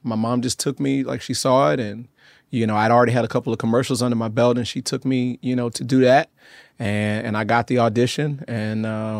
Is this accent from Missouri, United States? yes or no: no; Atlanta, Georgia, United States; I'm from Atlanta.